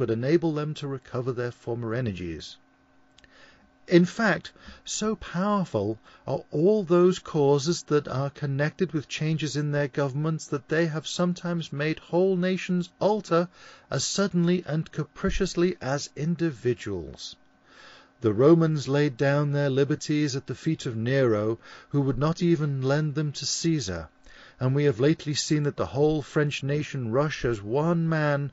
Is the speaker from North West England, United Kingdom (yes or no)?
yes; Liverpool, North West England, United Kingdom; accent: Scouse; my Liverpoolian accent. This is. It's called Scouse